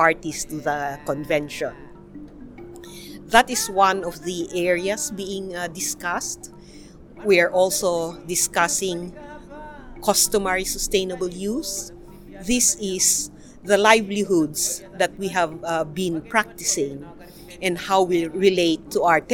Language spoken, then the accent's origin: English; Cordillera Administrative Region, Philippines; I'm Ibaloy Igorot from the Cordillera, Philippines